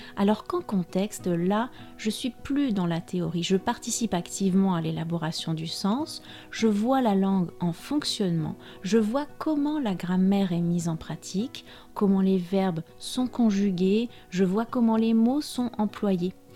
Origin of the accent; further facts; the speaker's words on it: France; je suis française